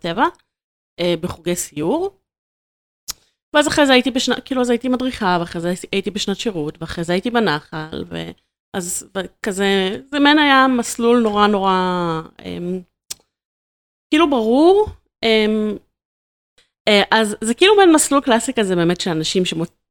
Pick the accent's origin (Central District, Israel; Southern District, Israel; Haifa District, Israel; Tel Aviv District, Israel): Tel Aviv District, Israel; Ramat Gan; moved away as an adult; now in Pardes Hanna, Israel; אני לגמרי מרכזניקית, אני במקור מרמת גן